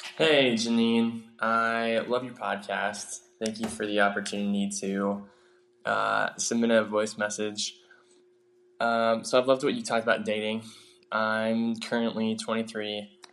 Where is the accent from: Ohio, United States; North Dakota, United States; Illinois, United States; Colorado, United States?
Ohio, United States; Cincinnati; I'm from Cincinnati, Ohio